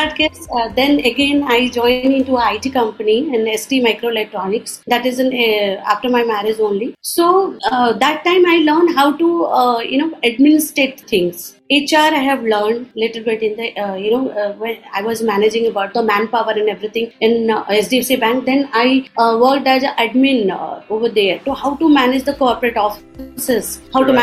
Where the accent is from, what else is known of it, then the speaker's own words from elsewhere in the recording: Odisha, India; I'm from Orissa